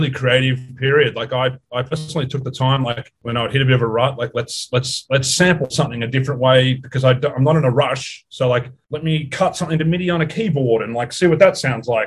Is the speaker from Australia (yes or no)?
yes; Australia; now in Los Angeles, United States; I'm from Australia